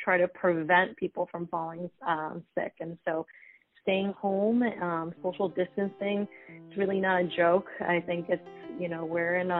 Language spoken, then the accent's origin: English; Honolulu, Hawaii, United States; now in New York, United States; I'm actually from Honolulu, Hawaii. Far away from home